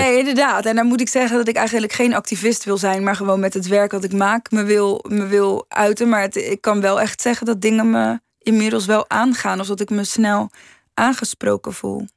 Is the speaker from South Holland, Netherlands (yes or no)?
yes; Rotterdam, South Holland, Netherlands; ik kom uit Rotterdam, dus de Maas en de Wereldhavendagen zijn eh, heel erg aanwezig geweest in mijn jeugd